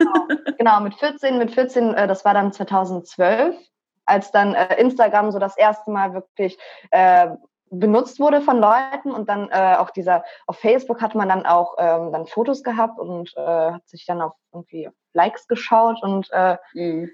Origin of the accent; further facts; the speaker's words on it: Mönchengladbach, North Rhine-Westphalia, Germany; moved away; Ich komme eigentlich aus Mönchengladbach, bin da auch geboren und äh, meine Eltern ursprünglich aus Moldawien.